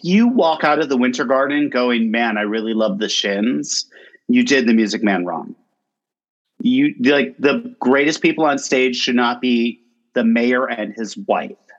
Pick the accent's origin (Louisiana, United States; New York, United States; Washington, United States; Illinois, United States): New York, United States; Binghamton; SUNY Binghamton, which is my hometown